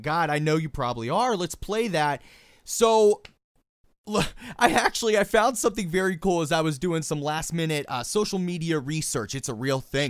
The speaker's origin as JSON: {"language": "English", "town": "Pittsburgh", "region": "Pennsylvania", "country": "United States", "tie": "born or raised there", "said": "Pittsburgh, by the way, which is my hometown"}